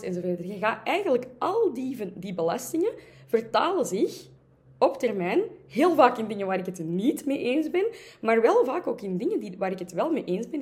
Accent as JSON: {"language": "Dutch", "town": "Antwerp", "region": "Flanders", "country": "Belgium", "said": "ik ben natuurlijk van Antwerpen"}